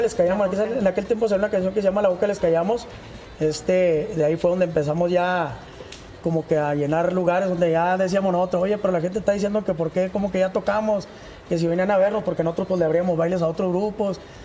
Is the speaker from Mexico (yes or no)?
yes; Aldama, Chihuahua, Mexico; now in Chihuahua, Mexico; Soy de Aldama, Chihuahua